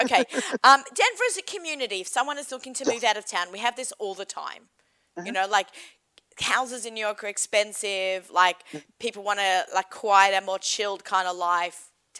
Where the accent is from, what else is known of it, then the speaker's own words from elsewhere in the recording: Australia; accent: Australian; moved away; I'm Australian. I have an accent.